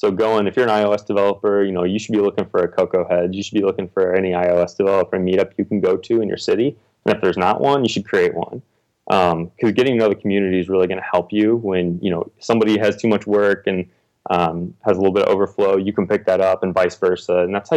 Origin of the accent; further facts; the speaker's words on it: Texas, United States; also born or lived in Indiana; now in Austin, United States; I'm from Texas originally, so I was living up in Indiana